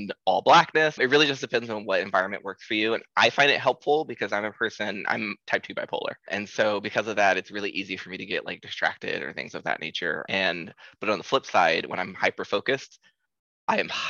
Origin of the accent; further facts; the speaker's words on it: Columbus, Ohio, United States; moved away as an adult; now in San Francisco, United States; we moved here, me and my husband, you know, we're from Columbus, Ohio